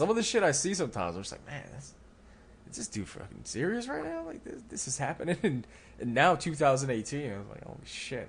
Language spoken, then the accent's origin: English; Philadelphia, Pennsylvania, United States; I'm from Philly